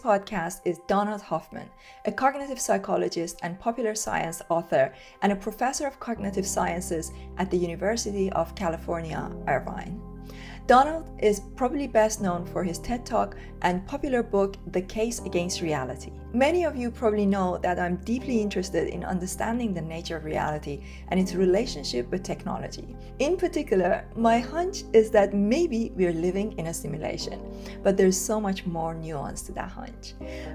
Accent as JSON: {"language": "English", "country": "Iran", "tie": "born or raised there", "moved": "yes", "said": "I was born in Iran during the Iran-Iraq war."}